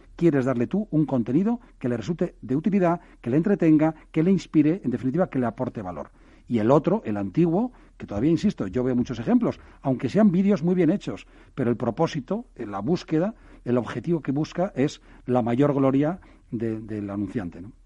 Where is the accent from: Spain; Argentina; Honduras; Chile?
Spain; Pamplona, Navarre; yo soy de Pamplona